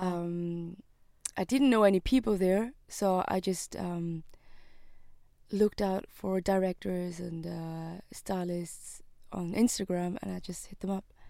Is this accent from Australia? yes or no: no; Switzerland; I was born and raised in Switzerland